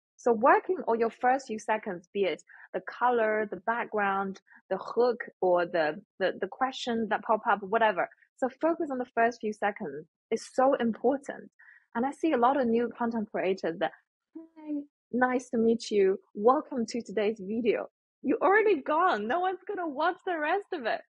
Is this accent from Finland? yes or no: no; Shandong, China; moved away; I come from China, Shandong province, which is mm. the hometown of Confucius, the philosopher. So respect and kindness has always been the theme when I grow up.